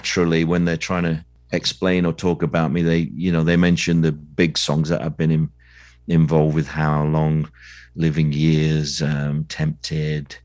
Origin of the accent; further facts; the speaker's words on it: Sheffield, Yorkshire and the Humber, United Kingdom; I was born in Sheffield, which is in the north of England